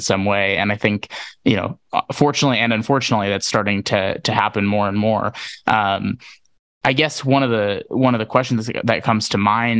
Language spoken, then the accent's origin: English; Wisconsin, United States; grew up in the Midwest in Wisconsin